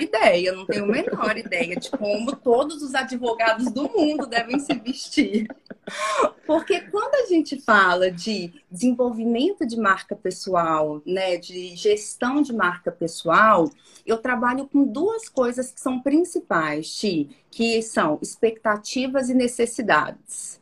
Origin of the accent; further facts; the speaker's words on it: Minas Gerais, Brazil; eu sou mineira, né? Eu sou mineira do interior.